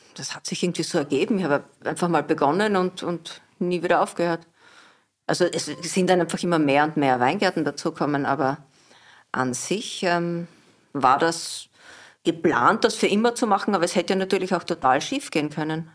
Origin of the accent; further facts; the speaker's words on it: Southern Burgenland, Austria; also born or lived in Wolfsberg, Carinthia; now in Vienna, Austria; aufgewachsen im Südburgenland